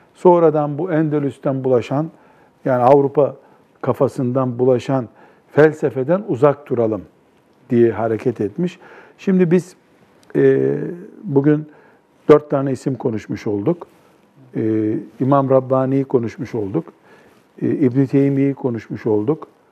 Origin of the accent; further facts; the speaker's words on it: Black Sea Region, Turkey; bizim Karadeniz'de yaygın bir deyimdir